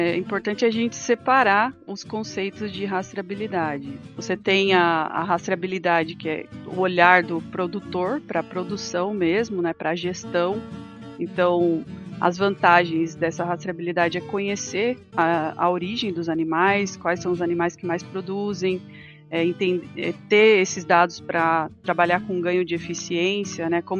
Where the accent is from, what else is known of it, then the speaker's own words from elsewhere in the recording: Sorocaba, São Paulo, Brazil; na verdade eu sou natural do interior de São Paulo, de Sorocaba